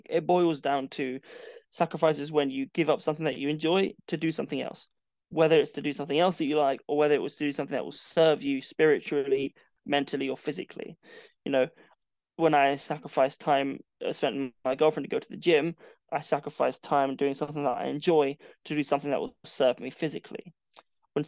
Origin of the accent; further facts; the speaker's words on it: London, United Kingdom; moved away as an adult; now in Portsmouth, United Kingdom; I sacrificed living in my hometown and living in London to move to Portsmouth